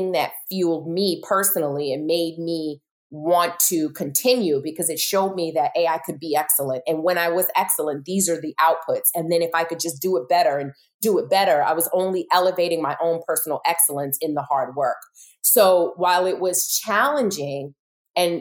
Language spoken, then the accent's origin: English; New York City, New York, United States; I'm from Brooklyn, so I'm very assertive